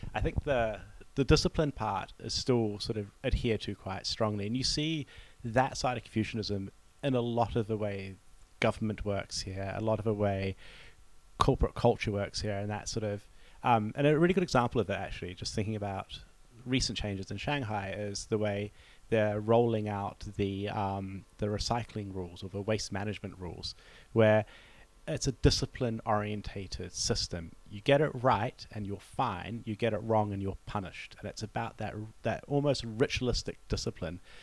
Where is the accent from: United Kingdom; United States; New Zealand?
New Zealand; moved away; as a New Zealander